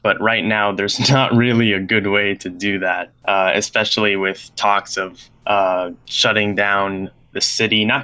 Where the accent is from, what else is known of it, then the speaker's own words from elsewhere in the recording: New York, United States; I am 19 years old and I am from New York